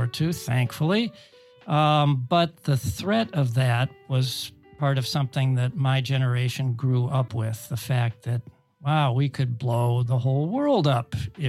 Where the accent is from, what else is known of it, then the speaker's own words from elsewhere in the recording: suburb of Cleveland, Ohio, United States; Where I grew up, or where I was born, was in a part of the city. It was a suburb. It was a near suburb to a big city of Cleveland, Ohio